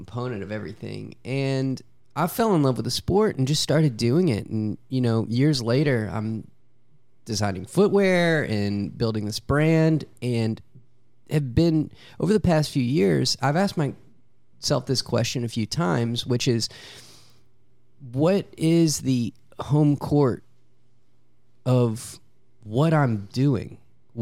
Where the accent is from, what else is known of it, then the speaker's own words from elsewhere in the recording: Louisiana, United States; I'm from Louisiana